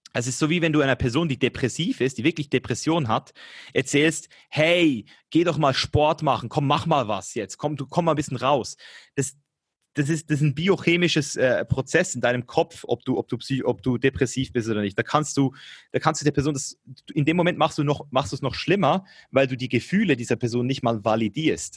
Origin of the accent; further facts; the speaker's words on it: Switzerland; ich komme aus der Schweiz hier